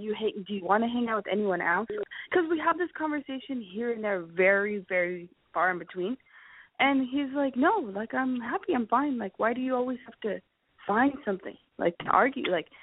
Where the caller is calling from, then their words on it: Los Angeles, California, United States; I'm calling from Los Angeles, and I am 20. I'll be 29 next week. I'm 29.